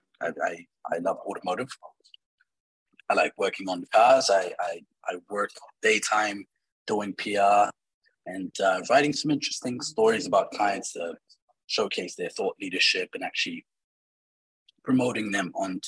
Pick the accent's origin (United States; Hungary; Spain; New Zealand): New Zealand; now in Dubai, United Arab Emirates; I have been born in Dubai and I grew up in New Zealand